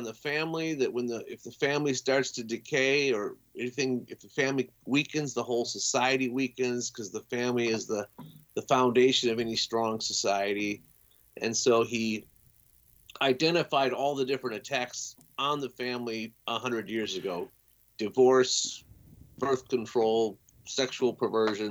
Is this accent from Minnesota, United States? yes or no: yes; Minneapolis, Minnesota, United States; I was born and raised in the Twin Cities.